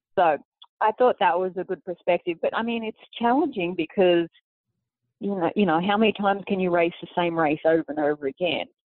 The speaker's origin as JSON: {"language": "English", "town": "Sydney", "region": "New South Wales", "country": "Australia", "tie": "born or raised there", "moved": "as an adult", "lives_now": "United States", "said": "Sydney, basically my hometown."}